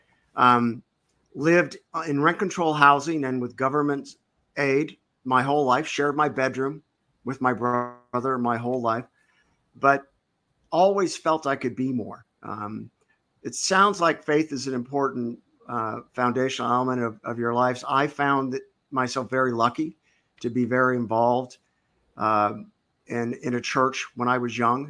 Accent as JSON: {"language": "English", "region": "California", "country": "United States", "tie": "born or raised there", "said": "I'm a fifth generation Californian"}